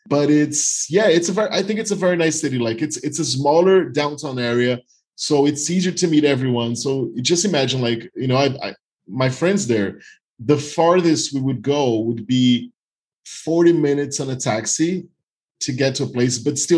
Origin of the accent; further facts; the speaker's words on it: Northeast Region, Brazil; English is a second language; So I'm from the Northeast. It's 3 hours by plane to São Paulo, for example.